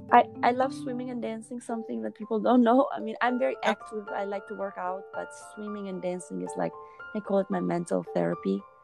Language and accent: English; Albania; moved away as an adult; now in United States; I was born in Albania and I started initially traveling all over the world as a dancer in many European countries. Then I moved to United States